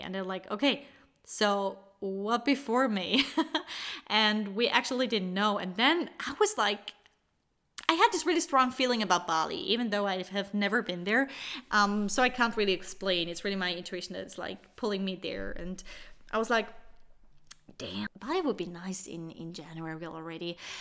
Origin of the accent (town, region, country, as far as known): Switzerland; born or raised there